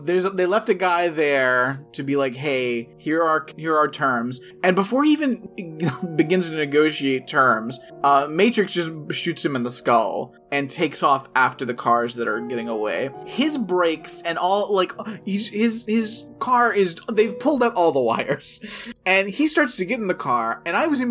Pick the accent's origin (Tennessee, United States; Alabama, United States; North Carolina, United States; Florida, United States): Tennessee, United States; I grew up in Tennessee